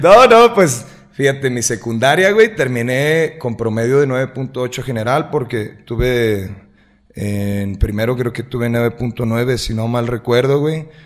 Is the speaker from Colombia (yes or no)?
no; Lagos de Moreno, Jalisco, Mexico; also born or lived in Guadalajara; soy nacido aquí en Lagos de Moreno, prácticamente toda, toda mi vida he radicado aquí en Lagos de Moreno